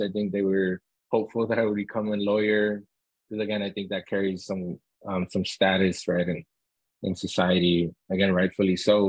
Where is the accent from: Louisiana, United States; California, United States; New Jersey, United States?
California, United States; Long Beach; moved away as an adult; also born or lived in Santa Ana, California / Albuquerque, New Mexico; now in Sonoma County, United States; I was born in Santa Ana, California, in, in Southern California, and grew up in Long Beach, California